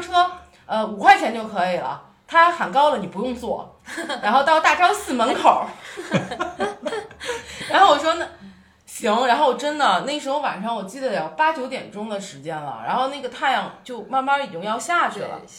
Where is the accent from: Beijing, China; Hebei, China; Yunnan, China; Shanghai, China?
Beijing, China; moved away as an adult; now in Lhasa, China; 就你在北京 从小在温室里长大，虽然家庭不是很优，优秀，就是很优质的那种富二代家庭，是很普通的工人家庭，但是父母爱你啊